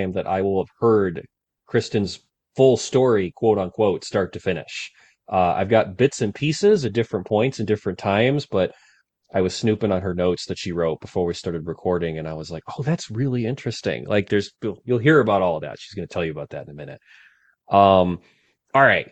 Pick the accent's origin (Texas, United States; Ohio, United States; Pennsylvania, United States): Ohio, United States; Cleveland; I grew up in Cleveland